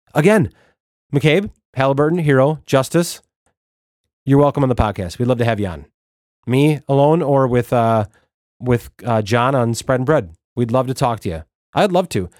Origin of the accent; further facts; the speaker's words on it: Wisconsin, United States; I'm from Wisconsin